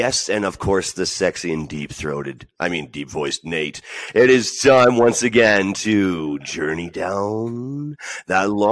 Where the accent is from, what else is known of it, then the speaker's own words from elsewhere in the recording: Canada; I'm from Canada